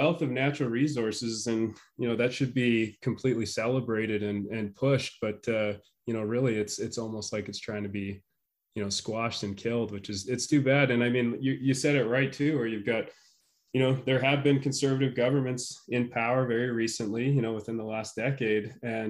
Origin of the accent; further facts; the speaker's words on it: Canada; moved away as an adult; now in Wyoming, United States; I grew up in Canada, right on the Alberta-Saskatchewan border. I moved to the United States in 2008, so I've been here a while. I'm a permanent resident now.